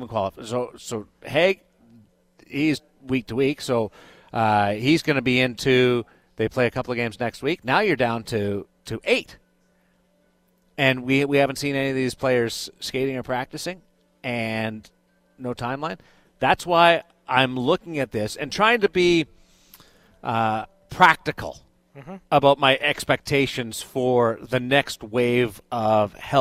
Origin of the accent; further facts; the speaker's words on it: Canada; I'm a Canadian guy